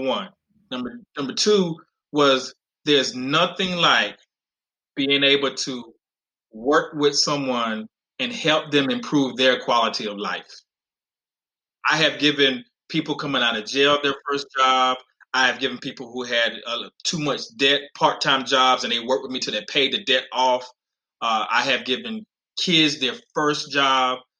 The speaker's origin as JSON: {"language": "English", "region": "North Carolina", "country": "United States", "tie": "born or raised there", "moved": "yes", "lives_now": "Texas, United States", "said": "I grew up in North Carolina in in, in living in trailers on welfare"}